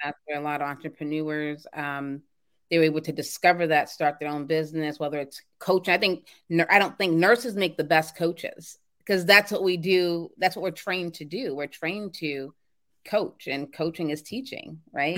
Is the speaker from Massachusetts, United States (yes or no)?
yes; Boston, Massachusetts, United States; I'm from Boston, Mass.